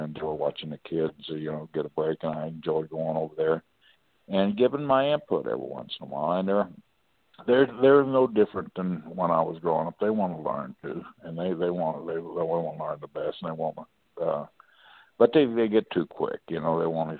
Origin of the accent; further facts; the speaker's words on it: New York City, New York, United States; You know, I'm from New York City, blah, blah, blah.